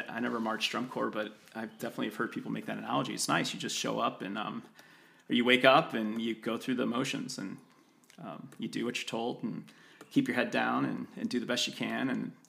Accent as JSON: {"language": "English", "region": "Midwest", "country": "United States", "tie": "born or raised there", "said": "As a kid growing up in the Midwest, like Colorado was so fascinating to me."}